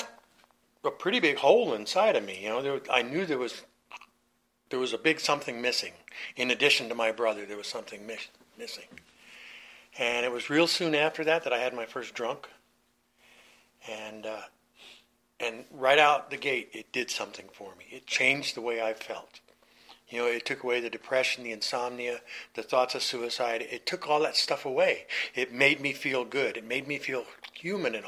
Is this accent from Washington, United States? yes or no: no; Southern California, United States; also born or lived in New York City, US (born, Brooklyn); When I was 9 years old, we moved from New York to California, Southern California